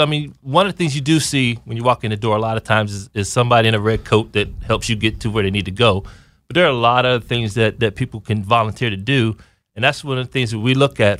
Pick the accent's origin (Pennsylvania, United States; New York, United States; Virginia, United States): Pennsylvania, United States; Aliquippa; moved away as an adult; I'm from Aliquippa, Pennsylvania. That's a little bit northwest of Pittsburgh